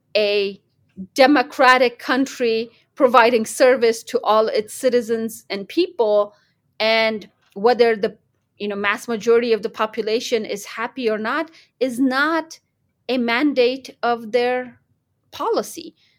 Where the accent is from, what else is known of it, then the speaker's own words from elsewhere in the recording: United States; also born or lived in Kandahar, Afghanistan; my background growing up in America